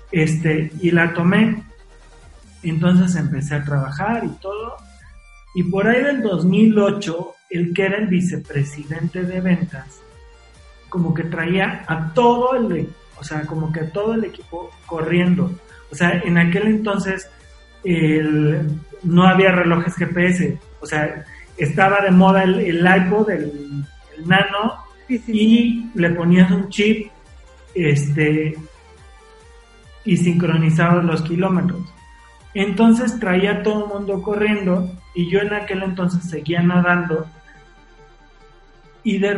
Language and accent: Spanish; Puebla, Mexico; cuando era niño, cuando estaba en Puebla, que nadaba, también